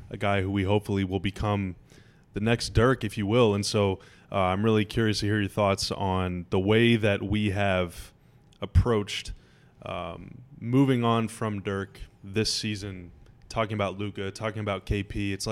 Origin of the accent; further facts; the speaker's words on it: Dallas, Texas, United States; as a fan growing up in Dallas or the DFW area, I guess I should say